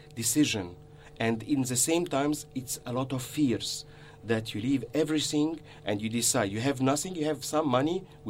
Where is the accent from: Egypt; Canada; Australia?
Egypt; moved away as an adult; the heritage that I came from Egypt.